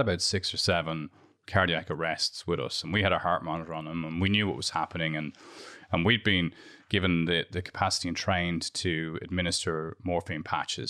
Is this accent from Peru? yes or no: no; Dublin, Leinster, Ireland; moved away as an adult; also born or lived in London; I grew up in Santry